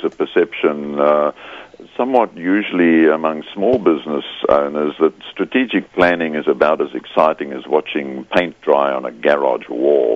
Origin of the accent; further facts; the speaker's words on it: South Africa; moved away as an adult; also born or lived in Scotland (parents) / United Kingdom (Hull); now in Australia; Born in South Africa to Scottish parents, but I'm now an Australian, so if my accent catches you, that's where I'm from.